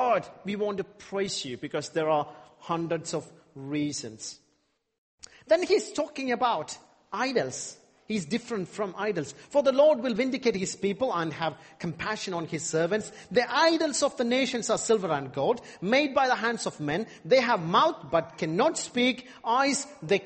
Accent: India; I'm from India

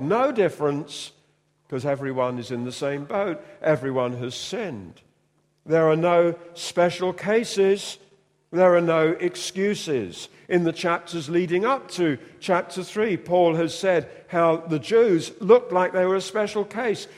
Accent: United Kingdom; we're British

